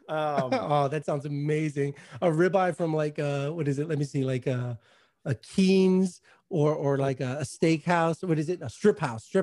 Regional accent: New York, United States; obviously I'm a New Yorker.

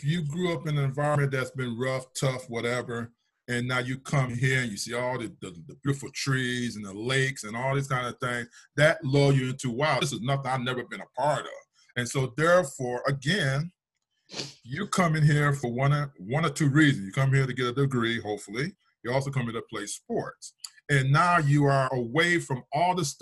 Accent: Detroit, Michigan, United States; now in Minnesota, United States; I was born in Detroit

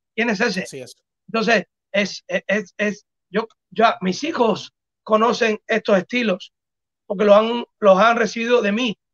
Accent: Cuba; somos cubanos y tenemos un acento

